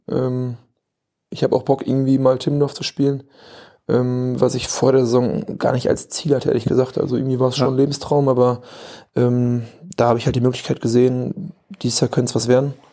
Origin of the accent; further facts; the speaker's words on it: Bocholt, North Rhine-Westphalia, Germany; now in Bochum, Germany; Ne, ich bin jetzt nach Bochum gezogen. Ähm, ja, ein bisschen näher in die Heimat wieder. Ich komme ja aus Bocholt